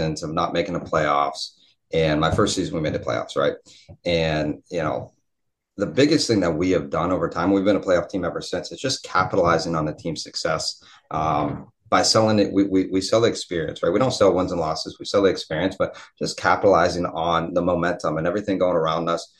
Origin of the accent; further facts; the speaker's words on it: Ohio, United States; moved away as an adult; also born or lived in Pittsburgh / Miami; When I moved from Ohio to Pittsburgh, that was an hour away. So realistically, I was still at home.